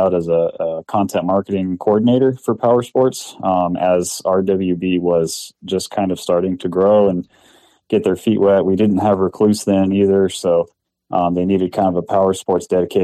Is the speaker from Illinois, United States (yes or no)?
no; Southern California, United States; I was born and raised in SoCal here.